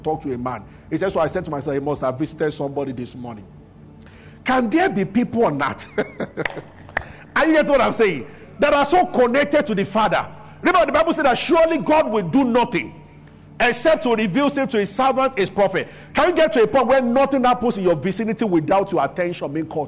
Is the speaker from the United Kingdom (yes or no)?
no; Nigeria; I grew up in Abuja.